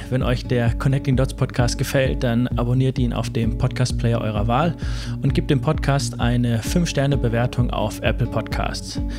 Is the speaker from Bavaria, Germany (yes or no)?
yes; Bad Kissingen, Bavaria, Germany; Ich komme aus, komm aus Bad